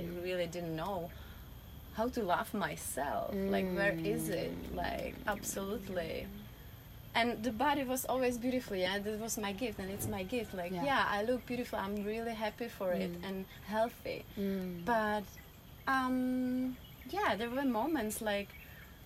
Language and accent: English; Czechia; English is a second language; moved away; I'm originally from Czech Republic